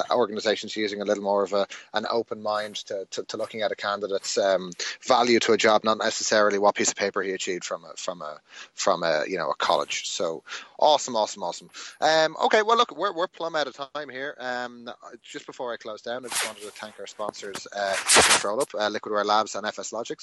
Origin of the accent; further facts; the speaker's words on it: Ireland; I was unfortunate enough to be made do my schooling through Irish in secondary school